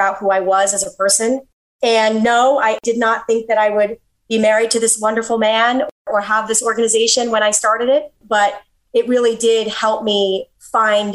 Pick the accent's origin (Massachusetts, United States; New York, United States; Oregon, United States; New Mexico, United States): Massachusetts, United States; Milton; moved away as an adult; now in Florida, United States; I grew up in Milton, Massachusetts, and my house was wonderful.